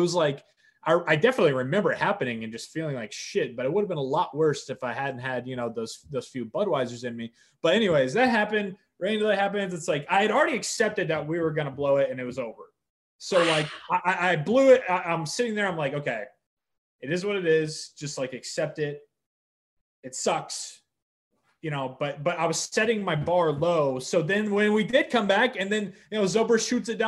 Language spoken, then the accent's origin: English; Indianapolis, Indiana, United States; born and raised in Indianapolis